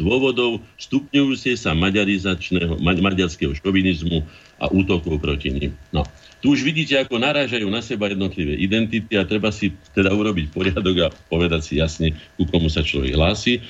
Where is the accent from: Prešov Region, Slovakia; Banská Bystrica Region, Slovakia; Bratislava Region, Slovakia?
Bratislava Region, Slovakia; Bratislava; also born or lived in Veselé / Orava; Najviac času som prežil v Bratislave, ale som teda Bratislavčan, ne? ale aj na Orave, aj vo Veselom pri kde som ako dieťa bol vychovávaný čas života, pokiaľ naši rodičia nemali tu na byt